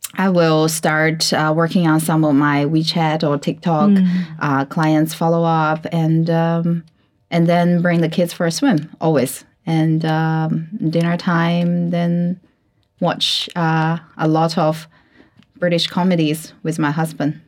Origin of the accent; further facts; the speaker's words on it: China; English is a second language; I learned English when I was like what 14, 13 mm. years old in China